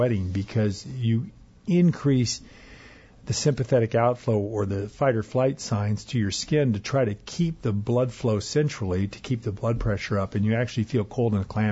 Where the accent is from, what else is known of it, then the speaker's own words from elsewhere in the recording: Arizona, United States; now in Minnesota, United States; I grew up in Arizona